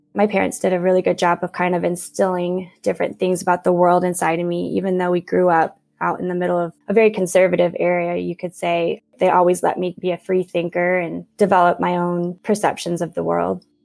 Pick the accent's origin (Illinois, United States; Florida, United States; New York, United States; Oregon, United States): Illinois, United States; Downs; also born or lived in Nashville, Tennessee / Madrid, Spain; I was born in Nashville, Tennessee, and then we up and moved out kind of to the middle of nowhere in central Illinois to a really small village called Downs.